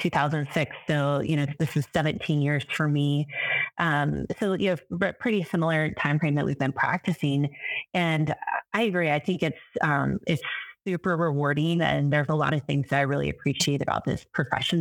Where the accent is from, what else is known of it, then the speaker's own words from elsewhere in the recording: Texas, United States; moved away as an adult; also born or lived in Anchorage, Alaska / Seward, Alaska; now in Missoula, United States; I grew up in Texas.